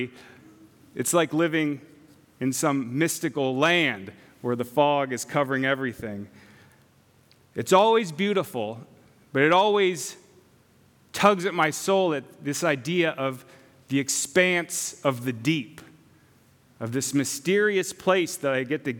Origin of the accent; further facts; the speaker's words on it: San Clemente, California, United States; also born or lived in Rancho Palos Verdes, California; I was born in San Clemente, California, a little beach town down the very southern tip of Orange County